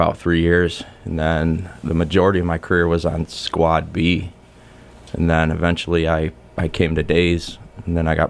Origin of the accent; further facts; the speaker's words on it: Pittsfield, Massachusetts, United States; I am from the city of Pittsfield, born and raised, 2000 graduate of Taconic High School